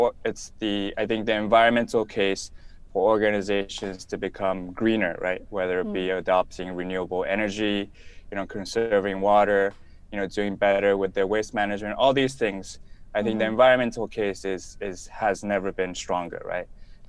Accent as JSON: {"language": "English", "country": "Japan", "also_born_or_lived": "Tokyo", "lives_now": "Bali, Indonesia", "said": "I'm originally from Japan, but I've lived in many different corners of the world. My wife and kids and I currently live in Bali, Indonesia."}